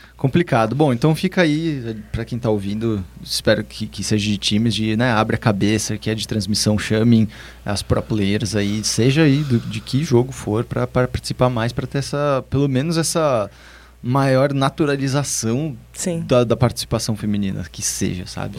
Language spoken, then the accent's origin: Portuguese; São Paulo, Brazil; eu sou muito paulista